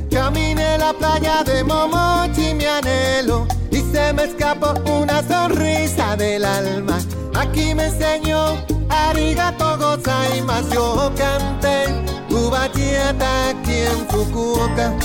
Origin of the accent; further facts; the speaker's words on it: Peru; now in Saint John, Canada; soy de Perú, me encuentro viviendo en San John